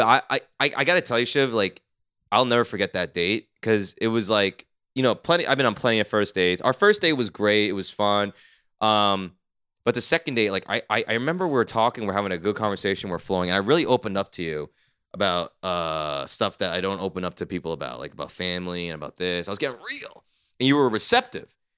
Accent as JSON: {"language": "English", "region": "New Jersey", "country": "United States", "said": "I'm from Jersey."}